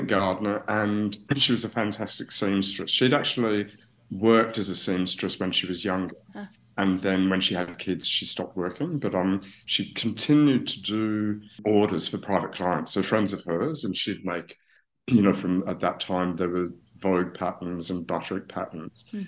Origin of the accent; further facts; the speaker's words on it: Australia; now in Paris, France; I'm from Australia. I'm from Australia, and that's where I started my career